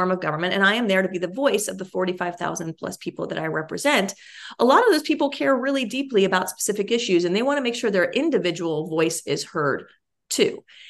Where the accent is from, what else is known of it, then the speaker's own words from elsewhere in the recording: Cincinnati, Ohio, United States; I grew up with his private practice in the ground floor of the sort of brownstone building that I grew up in Cincinnati, as a matter of fact.